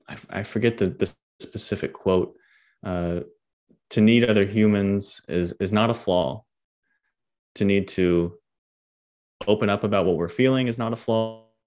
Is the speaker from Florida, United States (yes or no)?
yes; Homestead, Florida, United States; I'm actually from Homestead, Florida, like, by Miami.